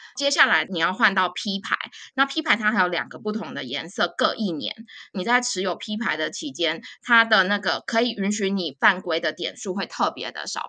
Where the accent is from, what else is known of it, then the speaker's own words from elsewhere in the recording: Taipei, Taiwan; moved away as an adult; now in Melbourne, Australia; 我从小就住在台北，步调非常快的，的地方